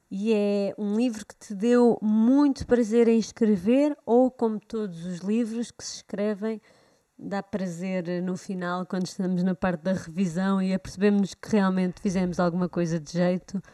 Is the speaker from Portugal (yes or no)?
yes; Portugal; nós cá já não usamos o vós, pelo menos em Lisboa